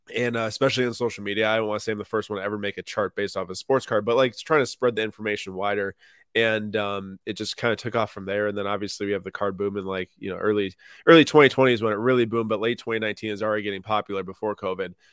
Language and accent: English; Minnesota, United States; also born or lived in Madison, Wisconsin; Minnetonka High School was one of the best public schools in the area where I grew up in Minnesota